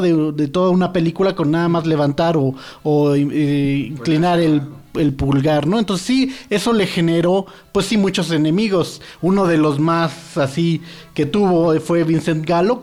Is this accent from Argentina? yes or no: no; Mexico; yo vengo de México